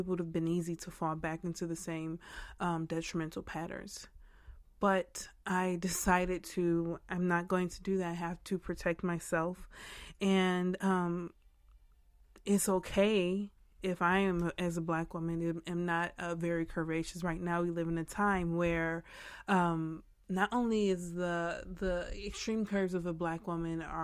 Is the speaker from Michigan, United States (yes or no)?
yes; Farmington Hills, Michigan, United States; also born or lived in Northampton, United Kingdom; now in Texas, United States; I'm from Michigan, went to school and kind of grew up in Farmington Hills